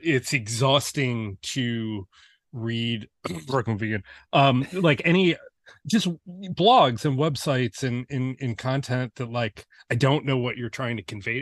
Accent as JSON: {"language": "English", "town": "Detroit", "region": "Michigan", "country": "United States", "tie": "born or raised there", "said": "growing up in Metro Detroit"}